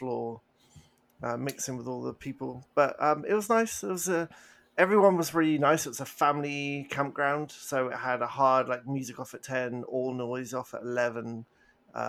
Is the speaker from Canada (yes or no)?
no; England, United Kingdom; moved away; I did feel very, very English